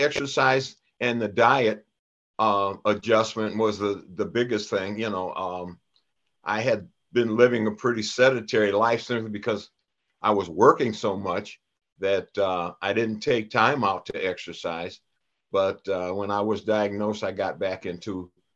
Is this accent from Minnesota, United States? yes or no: yes; Minneapolis, Minnesota, United States; also born or lived in Brooklyn, New York; we came back to Minneapolis after my father died when I was 18 months old. But, wow, you know, 18 months old, I'm a native.